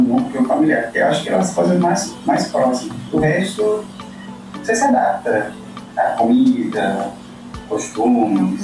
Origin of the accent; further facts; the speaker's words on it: Colombia; Portuguese is a second language; now in Brazil; da minha família, poucas pessoas tinham um referencial do que é sair da Colômbia. Então, quando a gente é colombiano